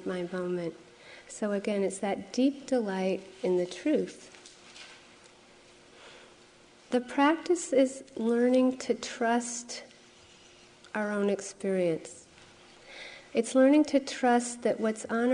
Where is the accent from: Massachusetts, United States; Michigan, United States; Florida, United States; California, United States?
Massachusetts, United States; Framingham; this place where I grew up in Framingham, Massachusetts by lake